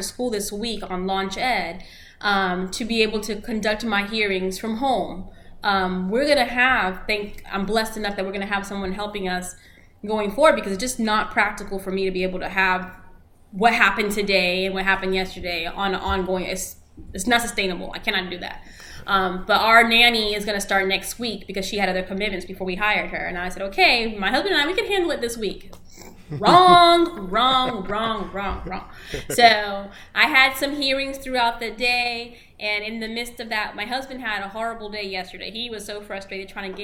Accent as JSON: {"language": "English", "town": "Orlando", "region": "Florida", "country": "United States", "tie": "born or raised there", "also_born_or_lived": "Cleveland, Ohio", "first_language": "Spanish", "second_language": "English", "said": "I grew up here in Orange County"}